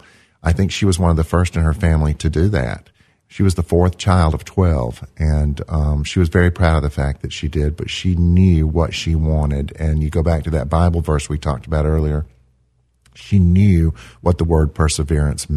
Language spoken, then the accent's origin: English; Amory, Mississippi, United States; moved away as an adult; I grew up in Amory